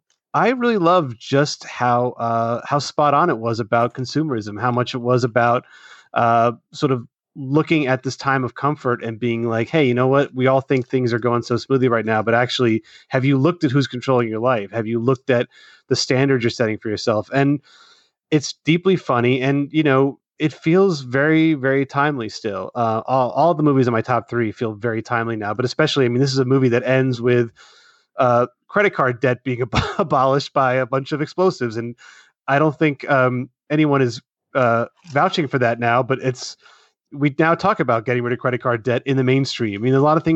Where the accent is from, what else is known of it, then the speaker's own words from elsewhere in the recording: Philadelphia, Pennsylvania, United States; I grew up around the Philadelphia area, and so that movie was kind of a big deal when it came out, obviously.